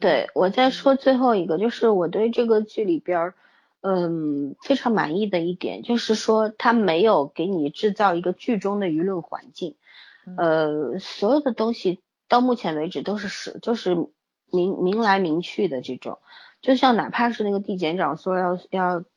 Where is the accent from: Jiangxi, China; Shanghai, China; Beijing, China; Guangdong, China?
Shanghai, China; 我们上海人